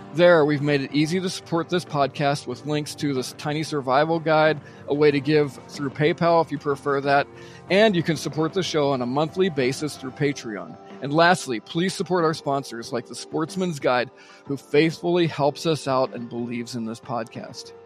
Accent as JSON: {"language": "English", "town": "Pittsburgh", "region": "Pennsylvania", "country": "United States", "tie": "born or raised there", "said": "I was born just outside of Pittsburgh, Pennsylvania"}